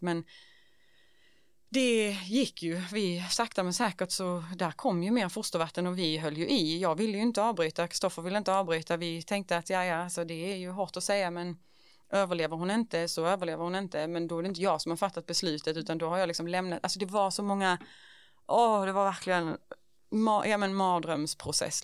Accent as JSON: {"language": "Swedish", "town": "Ängelholm", "region": "Skåne", "country": "Sweden", "tie": "born or raised there", "said": "jag är liksom född och uppvuxen i Ängelholm"}